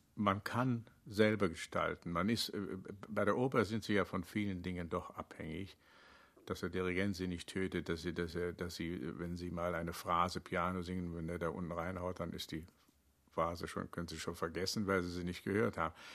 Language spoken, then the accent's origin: German; Rhineland, Germany; wie im Rheinland äh, aufgewachsen